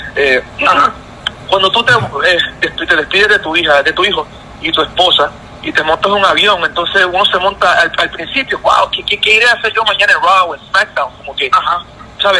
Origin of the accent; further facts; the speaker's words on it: Puerto Rico; moved away as an adult; regreso a Puerto Rico, que es, mi tierra, donde, que me vio nacer